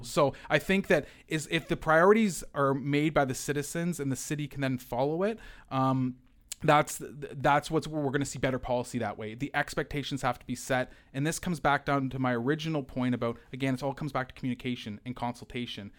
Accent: London, Ontario, Canada; I grew up in the East End as a kid, and I used Hem's pool in the summer, right? So I, I, I, I've been a Londoner my entire life

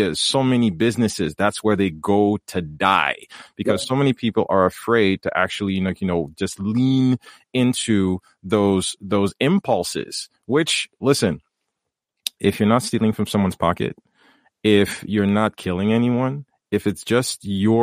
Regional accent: Haiti; I come from Haiti.

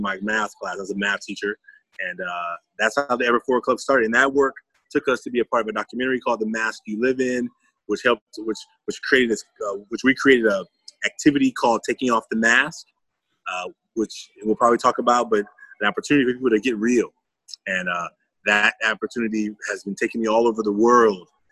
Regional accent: Oakland, California, United States; I'm from Oakland, California.

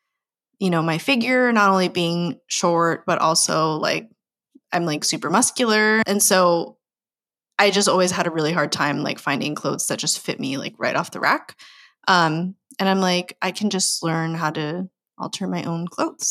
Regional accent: United States; I'm full Filipino, but you know, grew up in America

